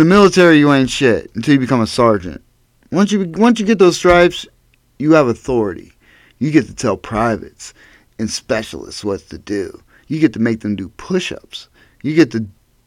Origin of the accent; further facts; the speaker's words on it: Erie, Pennsylvania, United States; Growing up in Erie